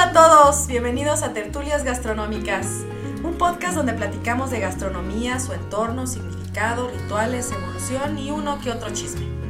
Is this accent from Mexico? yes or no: yes; Michoacán, Mexico; now in Querétaro, Mexico; yo soy de Michoacán. Entonces, el bolillo de mi tierra